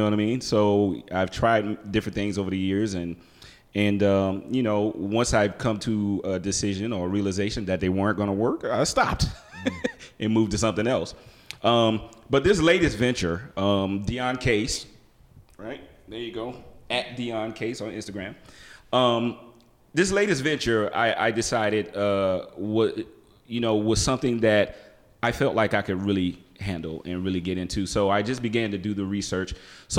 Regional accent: South Carolina, United States; moved away as an adult; South Carolina homegrown, South Carolina State University. Kappa Kappa Psi, band frat. Not a Greek, but hey, we got our ass kicked just as much. So I'm from South Carolina

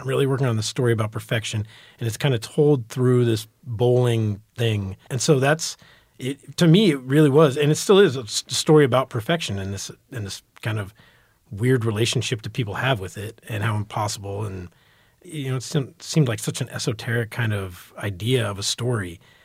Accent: Dallas, Texas, United States; born or raised there; also born or lived in New York / Florida

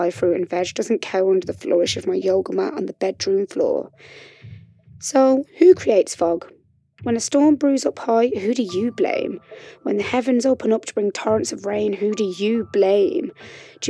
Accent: West Bromwich, West Midlands, United Kingdom; moved away as an adult; also born or lived in Sheffield / Madrid; now in London, United Kingdom; I was born and raised in West Bromwich, you know, that place where Albion play

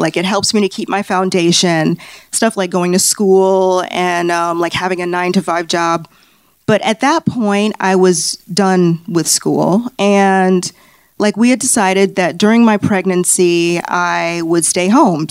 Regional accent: Chicago, Illinois, United States; now in Los Angeles, United States; I'm originally from Chicago

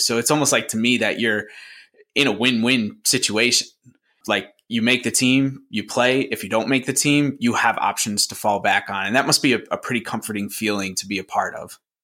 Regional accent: Syracuse, New York, United States; where I grew up in the Syracuse, New York area.

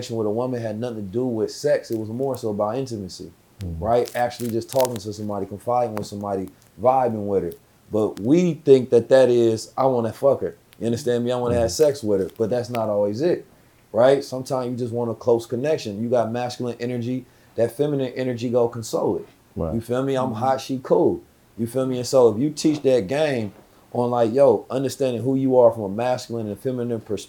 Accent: Oakland, California, United States; I'm from Oakland

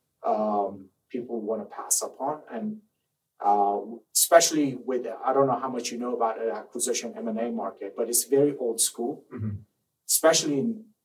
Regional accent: Iran; English is a second language; moved away as an adult; also born or lived in Maryland, United States; now in United States; I grew up in Iran

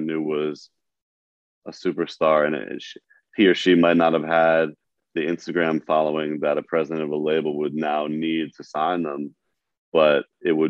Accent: New York, United States; being a New Yorker

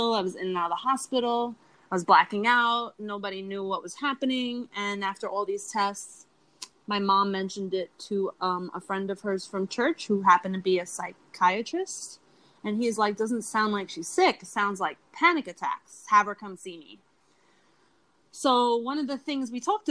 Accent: New York City, New York, United States; also born or lived in Bronx, New York City / Harlem, New York City; I grew up in Queens in New York City

